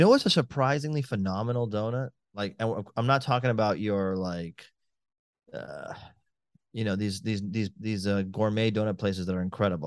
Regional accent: Miami, Florida, United States; I'm from Miami

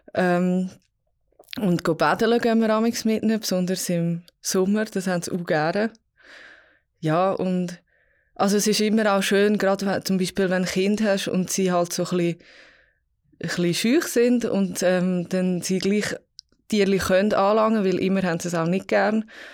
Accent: Vals, Graubünden, Switzerland; ich bin jetzt Pfalz aufgewachsen

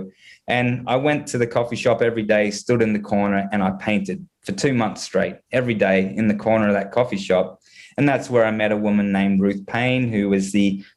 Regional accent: Gold Coast, Queensland, Australia; moved away as an adult; now in Canada; my hometown in Australia, which is the Gold Coast

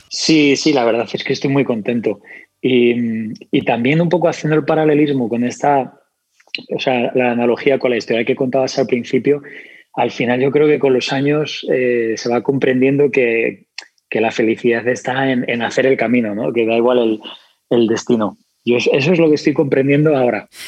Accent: Spain; accent: Spanish; me cuesta más hablar con mi acento español

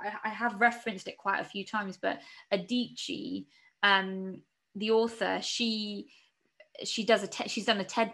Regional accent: England, United Kingdom; I'm a British citizen, and you know, born and raised here

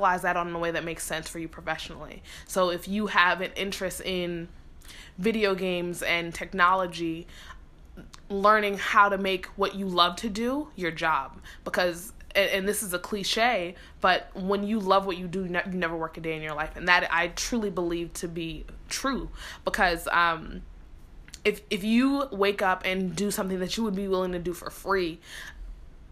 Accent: New York City, New York, United States; moved away as an adult; also born or lived in Philadelphia, Pennsylvania; growing up in the Bronx

